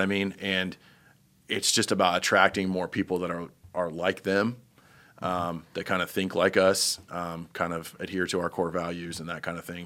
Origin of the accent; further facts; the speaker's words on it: Terre Haute, Indiana, United States; also born or lived in Mooresville, Indiana; I'm from Indiana, but I grew up in Terre Haute